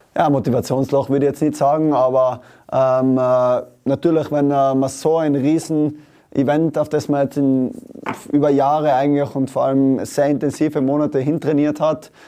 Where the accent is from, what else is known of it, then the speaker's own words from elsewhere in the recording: Tyrol, Austria; in meinem Fall als Tiroler